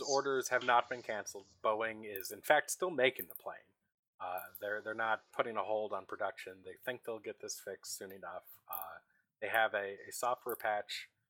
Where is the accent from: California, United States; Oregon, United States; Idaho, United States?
Oregon, United States; I'm from Oregon.